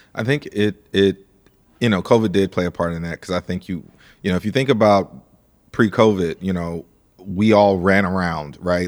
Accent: St. Louis, Missouri, United States; I'm from Saint Louis, Missouri

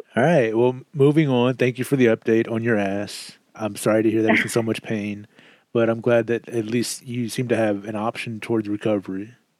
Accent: Southeast Texas, United States; moved away as an adult; also born or lived in Kansas; I moved from Southeast Texas to Kansas following my job at the post office, and it was there that I just became super miserable. One, I missed my family. Two, I missed Texas.

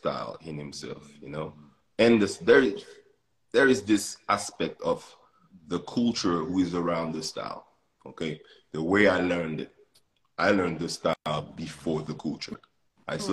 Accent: Martinique; English is a second language; moved away; also born or lived in France; I grew up in a French country in the Caribbean

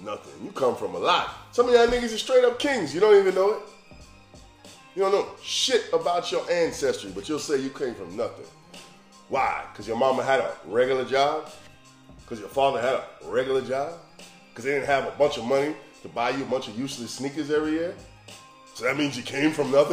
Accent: Alabama, United States; I grew up hearing in Alabama

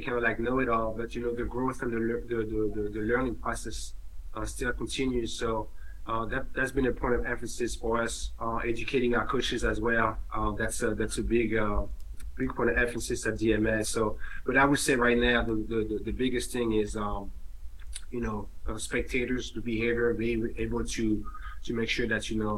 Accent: Paris, Île-de-France, France; now in Delaware, United States; I was born and raised in Paris.

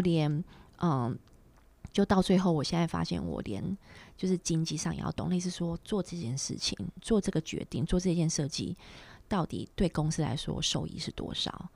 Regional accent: Taiwan; moved away; 我觉得很多类似我们台湾人或是华人或是什么，我们还是对于学历，对于一些title很，很很在care意

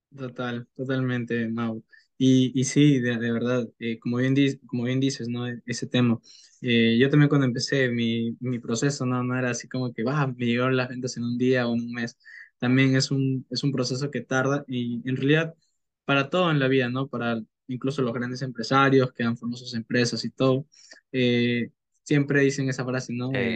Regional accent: Peru; tengo 19 años, soy de Perú

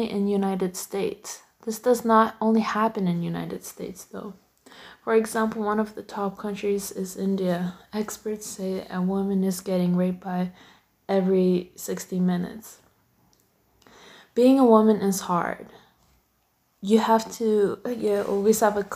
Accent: Canada; I'm born and raised in Canada

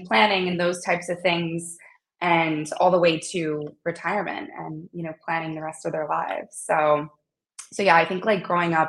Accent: North Carolina, United States; moved away as an adult; also born or lived in Wilmington, North Carolina; now in New York City, United States; I grew up in North Carolina

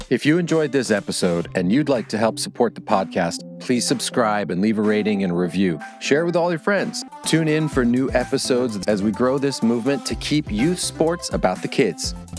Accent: Southeast Pennsylvania, United States; I'm from Southeast Pennsylvania

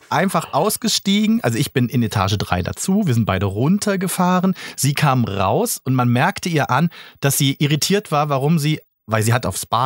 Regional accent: Berlin, Germany; als Berliner

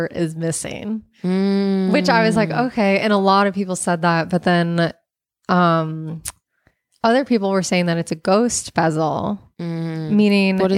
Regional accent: United States; my life as an American

